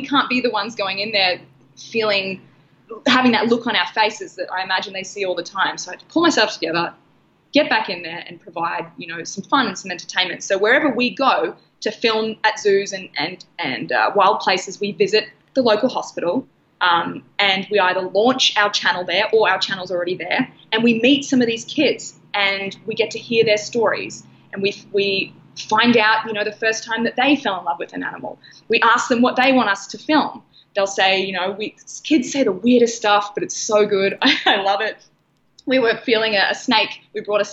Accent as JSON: {"language": "English", "country": "Australia", "tie": "born or raised there", "also_born_or_lived": "San Diego, United States", "moved": "as an adult", "said": "we launched in a hospital in my hometown"}